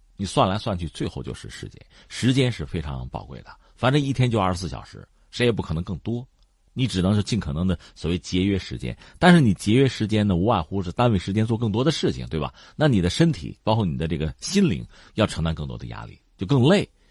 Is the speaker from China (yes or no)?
yes; China; 我们中国人